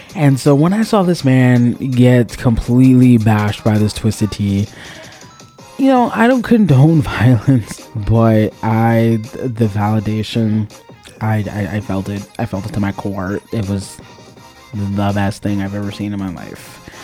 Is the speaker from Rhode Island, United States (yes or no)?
no; Miami, Florida, United States; I was born and raised in Miami-Dade County